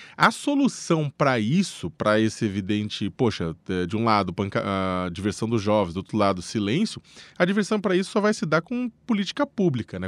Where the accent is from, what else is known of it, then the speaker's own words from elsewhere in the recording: São Paulo, Brazil; sou da periferia de São Paulo